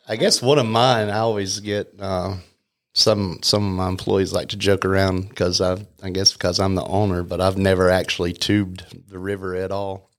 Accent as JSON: {"language": "English", "town": "Canton", "region": "North Carolina", "country": "United States", "tie": "born or raised there", "said": "I grew up in Canton"}